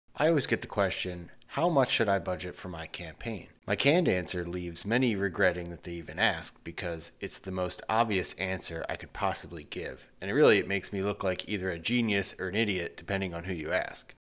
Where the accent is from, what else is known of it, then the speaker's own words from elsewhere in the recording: Northeast, United States; I'm from the Northeast.